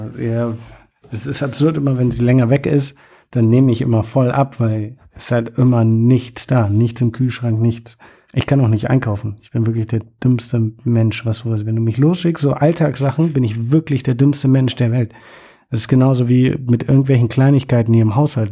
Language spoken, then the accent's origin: German; Germany; moved away; ich komme aus Deutschland